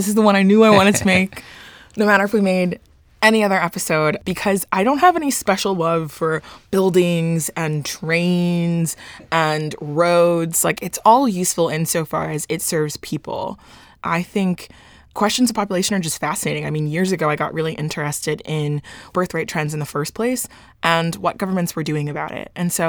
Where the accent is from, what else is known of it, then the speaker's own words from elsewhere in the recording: Dallas, Texas, United States; So I'm from Dallas.